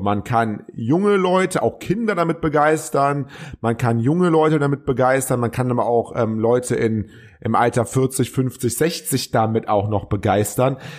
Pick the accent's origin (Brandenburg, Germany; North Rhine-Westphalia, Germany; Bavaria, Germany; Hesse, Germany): North Rhine-Westphalia, Germany; Cologne; als Kölner